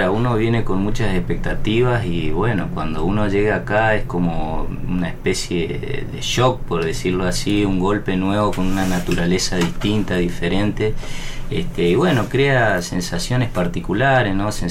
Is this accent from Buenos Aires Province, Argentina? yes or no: no; Resistencia, Chaco, Argentina; Eh, bueno, yo soy oriundo de Resistencia Chaco, del litoral.